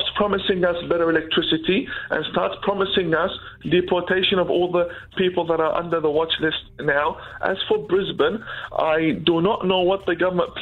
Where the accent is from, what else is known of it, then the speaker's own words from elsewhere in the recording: Iraq; also born or lived in Iran / Turkey; now in Australia; I'm actually from Iraq originally. I've lived in Iran.